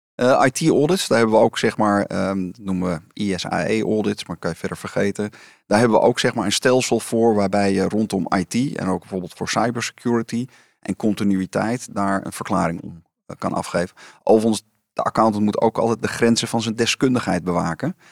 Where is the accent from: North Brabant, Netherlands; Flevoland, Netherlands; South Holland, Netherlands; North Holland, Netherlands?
North Holland, Netherlands; Amsterdam; ik was geboren en getogen in Amsterdam.